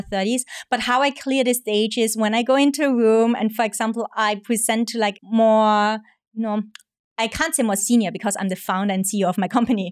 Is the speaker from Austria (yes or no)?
yes; Austria; moved away as an adult; now in Hong Kong; I'm originally from Austria, and I'm half Hong Kong, half Austrian, been in Hong Kong now for almost five years.